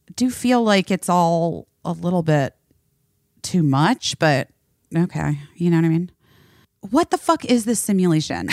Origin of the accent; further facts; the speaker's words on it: Phoenix, Arizona, United States; moved away; also born or lived in Oak Park, Illinois; where I grew up in Phoenix and Scottsdale